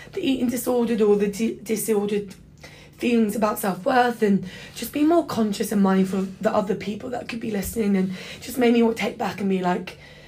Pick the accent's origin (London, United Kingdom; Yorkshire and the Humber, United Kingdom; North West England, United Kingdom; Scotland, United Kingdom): London, United Kingdom; moved away as an adult; now in Sydney, Australia; But I grew up in London, born and raised, but first gen British